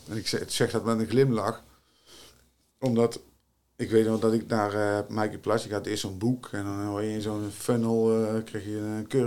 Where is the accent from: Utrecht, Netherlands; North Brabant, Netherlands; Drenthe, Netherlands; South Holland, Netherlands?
North Brabant, Netherlands; Tilburg; uit Tilburg, ben ik geboren en getogen.